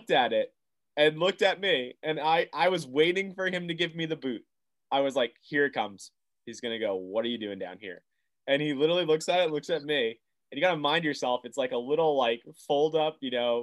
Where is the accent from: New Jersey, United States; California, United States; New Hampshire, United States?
New Jersey, United States; Red Bank; we're from New Jersey. And he goes, where are you guys from? We're like, Red Bank